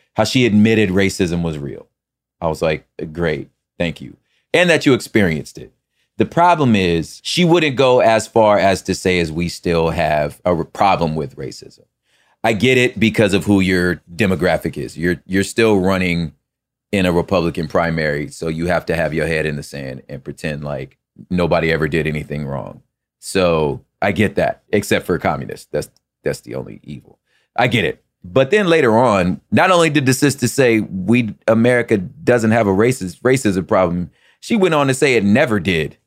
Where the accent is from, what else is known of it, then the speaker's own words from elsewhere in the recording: the West, West Coast, United States; I'm from the West.